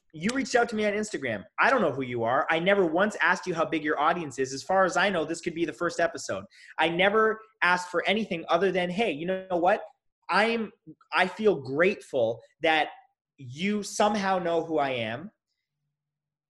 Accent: Toronto, Ontario, Canada; now in Los Angeles, United States; I'm from Toronto

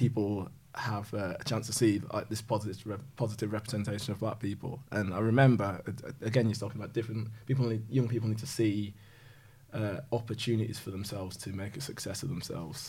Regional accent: Yorkshire and the Humber, United Kingdom; as a Yorkshireman

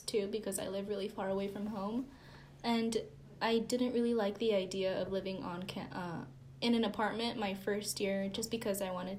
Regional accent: Anaheim, California, United States; moved away as an adult; now in Bakersfield, United States; I'm from Anaheim, California, also about 3.5 hours away from here, down south.

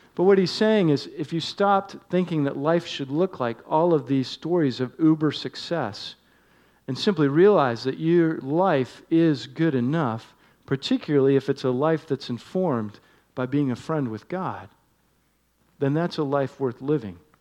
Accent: Northeast, United States; moved away; one that I grew up enjoying in the Northeast

